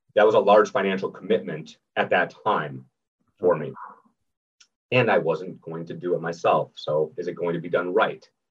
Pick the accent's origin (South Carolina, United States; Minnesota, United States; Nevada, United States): Minnesota, United States; moved away as an adult; now in Sarasota, United States; originally born and raised in Minnesota. I live down here in Sarasota, Florida.